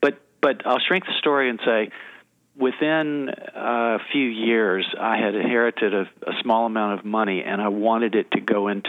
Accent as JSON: {"language": "English", "town": "Chattanooga", "region": "Tennessee", "country": "United States", "moved": "yes", "said": "I'm from Chattanooga, Tennessee."}